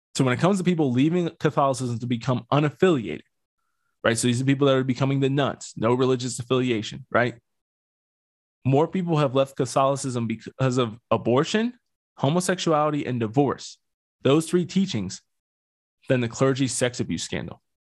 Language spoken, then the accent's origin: English; Pennsylvania, United States; now in Colorado, United States; I'm from Pennsylvania